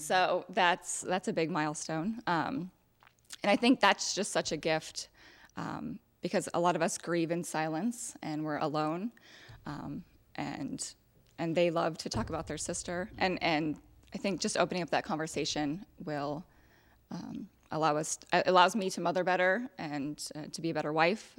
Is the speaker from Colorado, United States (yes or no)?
no; Edinboro, Pennsylvania, United States; I grew up in Edinburgh, Pennsylvania